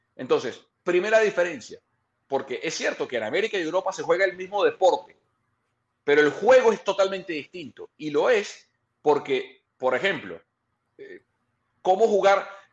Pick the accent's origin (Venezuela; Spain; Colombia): Venezuela; now in California, United States; yo como venezolano